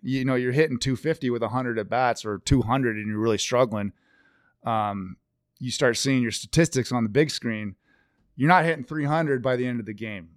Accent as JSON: {"language": "English", "town": "Victoria", "region": "British Columbia", "country": "Canada", "tie": "born or raised there", "also_born_or_lived": "Seattle", "moved": "yes", "lives_now": "Colorado, United States", "said": "we never got Mariners games on T V growing up in Victoria"}